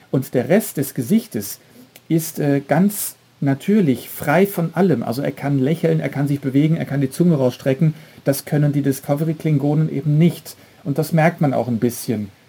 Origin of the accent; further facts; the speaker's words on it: Belgium; Ich komme ja jetzt aus Belgien und dort sind fast eigentlich alle Serien, alle Kinofilme immer im Originalton mit Untertiteln.